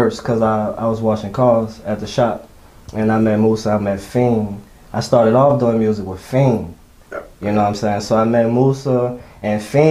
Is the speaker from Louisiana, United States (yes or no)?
yes; New Orleans, Louisiana, United States; I'm from the East